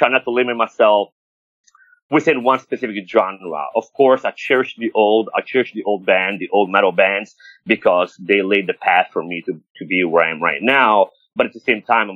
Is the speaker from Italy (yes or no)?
yes; Rome, Lazio, Italy; now in United States; I was born and raised in Rome